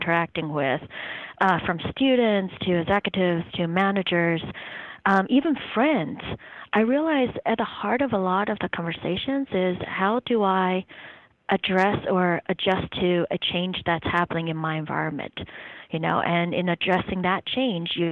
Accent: South Jersey Shore, New Jersey, United States; also born or lived in Taiwan; now in Durham, United States; I grew up in New Jersey, or Jersey, on the South Jersey Shore

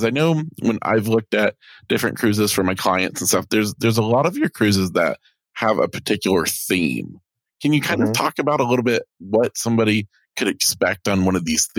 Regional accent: the South, United States; because I'm from the South

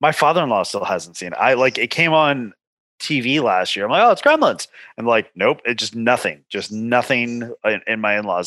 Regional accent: Los Angeles, California, United States; growing up in Southern California

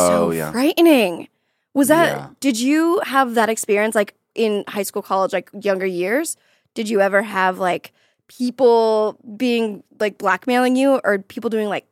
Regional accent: Florida, United States; because I'm from Florida. So everything was like in a tiny little box.

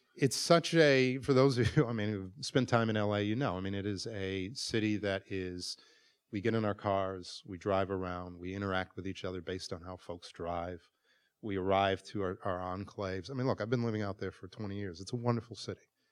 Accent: Milwaukee, Wisconsin, United States; moved away; It is one of the most segregated cities in America, and I grew up there

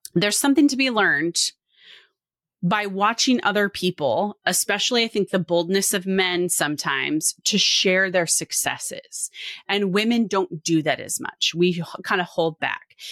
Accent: Washington, United States; now in Oregon, United States; I grew up in Washington. I now mm. live in Oregon.

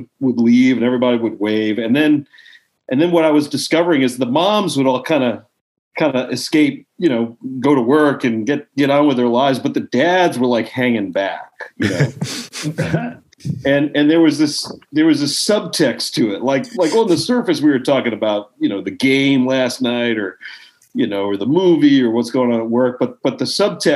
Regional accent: Baltimore, Maryland, United States; moved away as an adult; also born or lived in New York / Los Angeles; I grew up in Baltimore

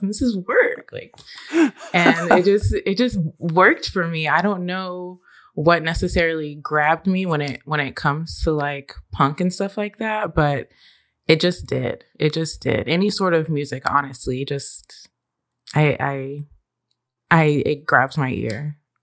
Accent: Austin, Texas, United States; now in Nashville, United States; growing up in Austin

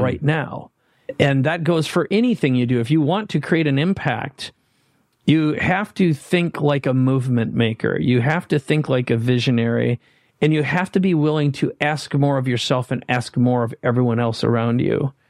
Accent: Minnesota, United States; now in San Diego, United States; I live in San Diego. On purpose, I grew up in Minnesota

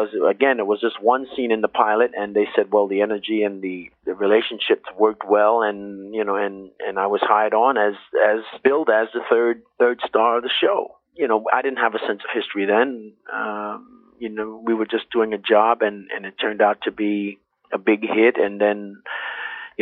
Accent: New York, United States; I was 14 years old, one of 11 children growing up in New York

